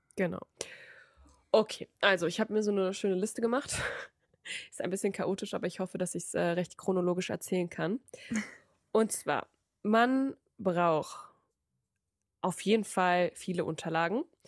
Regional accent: Frankfurt, Hesse, Germany; ich komme aus Frankfurt

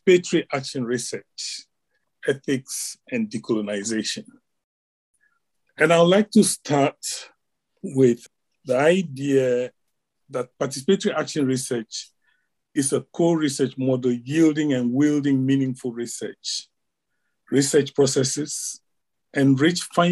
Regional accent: Ghana; moved away as an adult; now in Glasgow, United Kingdom; I'm originally from Ghana

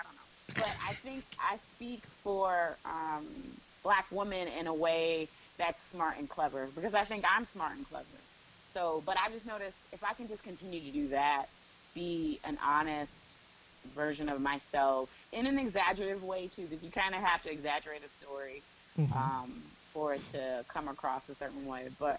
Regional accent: Evanston, Illinois, United States; I grew up outside of Chicago. {S0} Oh, okay. {S4} In Evanston, Illinois. So I'm a Midwest girl.

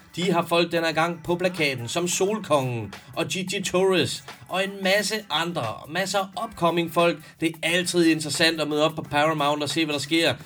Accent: Denmark; Jeg er vaskægte dansker, måske tredje, fjerde generations indvandrer

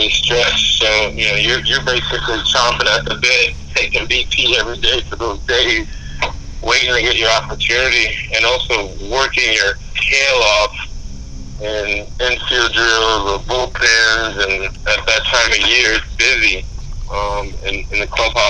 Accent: New York City, New York, United States; being a kid born and raised in the Bronx, not too far from the stadium, growing up in Brosneck, you know, Pelham Parkway area

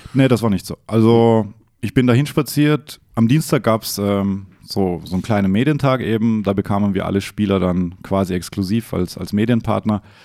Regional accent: Austria; ich wurde oft aufgezogen wegen meiner österreichischen

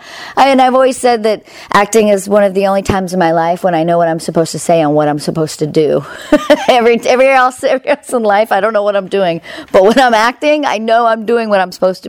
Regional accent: Victorville, California, United States; I am 22, and I go to Orange Coast College. I'm from Victorville

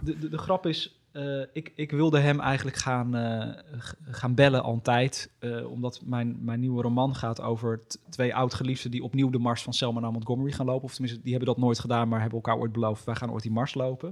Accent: Almere, Flevoland, Netherlands; in Almere. Mijn, waar ik ben geboren en opgegroeid. Of nee, niet geboren, maar wel opgegroeid.

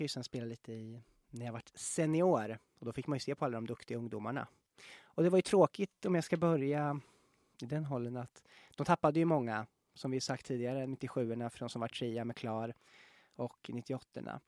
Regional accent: Norrköping, Östergötland, Sweden; så går vi ju hem till min hemstad, Norrköping

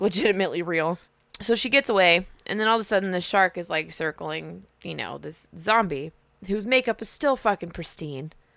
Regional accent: United States; we're American as fuck

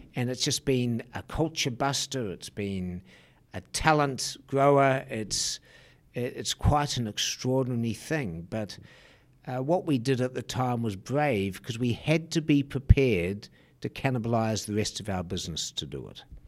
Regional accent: New Zealand; moved away; I'm a Kiwi.

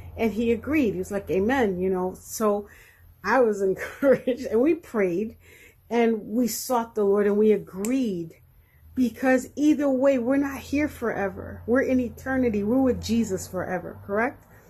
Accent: New Jersey, United States; I am from New Jersey

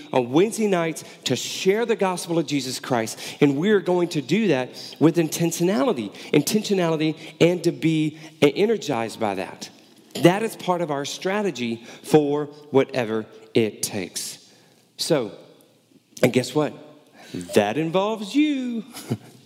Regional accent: Houston, Texas, United States; moved away; also born or lived in Baton Rouge, Louisiana; growing up in Houston and in college in South Louisiana around Baton Rouge, New Orleans area

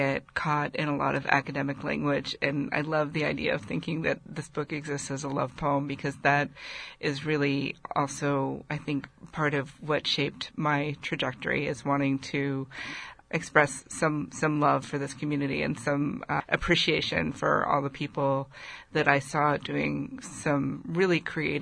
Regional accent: San Francisco, California, United States; growing up in San Francisco

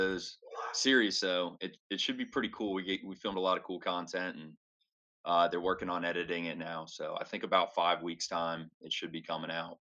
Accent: North Carolina, United States; I grew up playing in North Carolina on heavily wooded courses

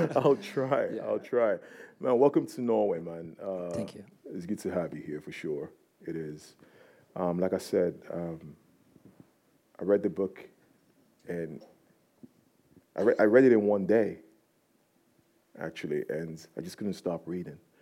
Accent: Nigeria; I'm from Nigeria

